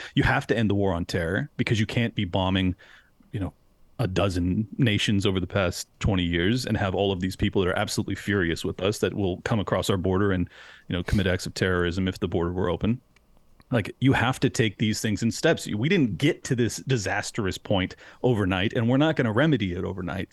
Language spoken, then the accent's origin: English; San Diego, California, United States; moved away as an adult; now in Florida, United States; I was born and raised in San Diego, California, uh, spent thirty-five years there. And then during lockdowns, I fled to Florida.